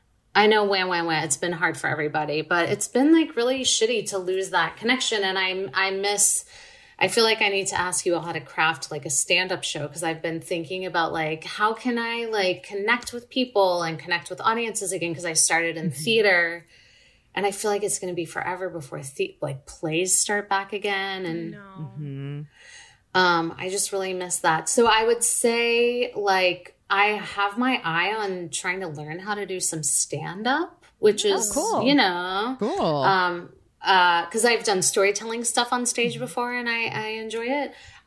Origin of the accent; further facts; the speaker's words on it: Laurel, Mississippi, United States; moved away as an adult; also born or lived in Dallas, Texas; now in Los Angeles, United States; I'm from Laurel, Mississippi, and I lived there until I was 18